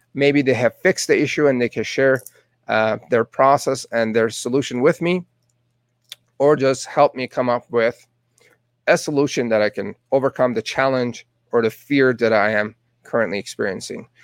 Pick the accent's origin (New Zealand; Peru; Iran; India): Iran; Tehran, Tehran Province; English is a second language; moved away as an adult; now in Calgary, Canada; Born and raised in Tehran, Iran